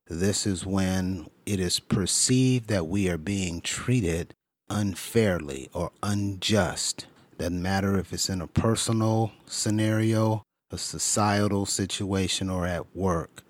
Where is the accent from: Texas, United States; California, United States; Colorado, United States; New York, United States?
California, United States; Growing up in California